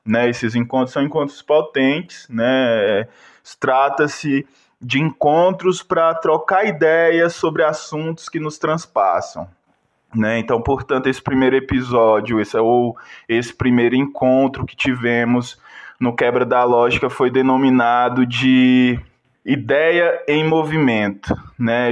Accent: Fortaleza, Ceará, Brazil; now in Ouro Preto, Brazil; Eu sou de Fortaleza, morei em várias quebradas e hoje estou em Ouro Preto, Minas Gerais

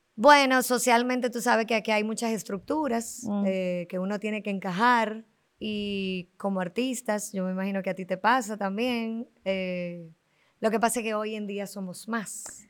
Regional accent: Dominican Republic

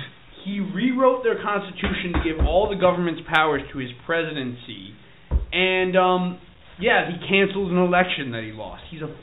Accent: United States; As an American of German heritage, and my ancestors fought on the American side

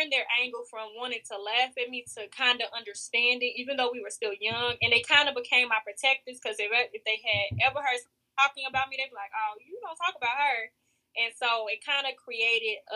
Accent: Chicago, Illinois, United States; moved away as an adult; now in Mississippi, United States; I grew up in Chicago where there are a lot of gangs

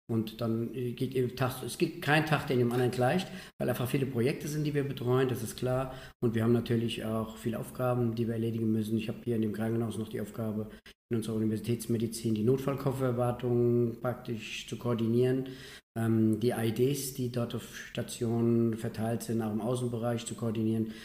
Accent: Bad Schwalbach, Hesse, Germany; Ich komme ja aus Bad Schwalbach. Bin in Limburg an der Lahn auf die Schule gegangen und da war Gießen das nächste.

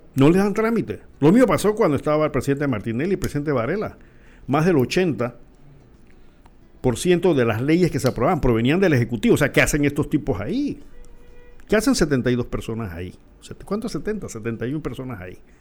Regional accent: Panama

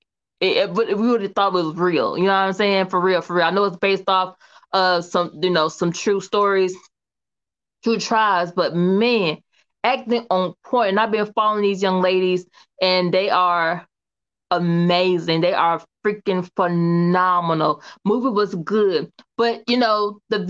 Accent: Kinston, North Carolina, United States; also born or lived in Atlanta, Georgia; I'm from Kinston, North Carolina, okay? K-Town, okay, all right. Small town girl with a big town dream

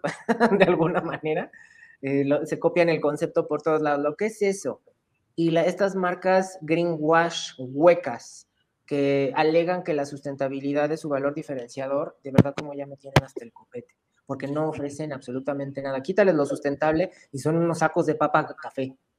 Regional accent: Mexico; ¿De dónde vienes? Le digo, de México.

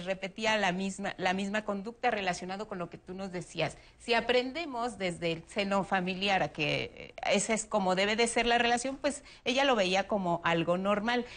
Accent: Mexico

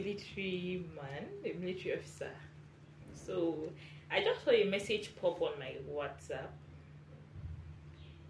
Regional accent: Borno, Nigeria; I'm from Borno State

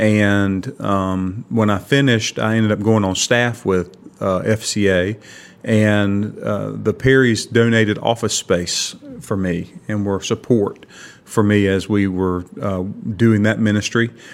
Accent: Kinston, North Carolina, United States; Grew up here

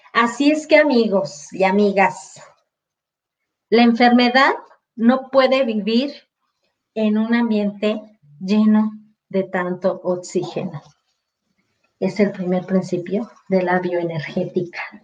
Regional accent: Mexico; exclusivamente en mi país es eso

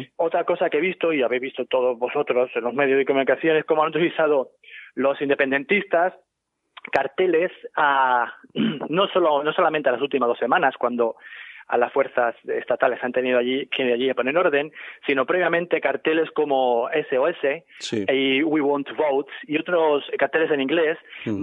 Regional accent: Ciudad Real, Castilla-La Mancha, Spain; moved away as an adult; also born or lived in Brussels, Belgium; now in New York, United States

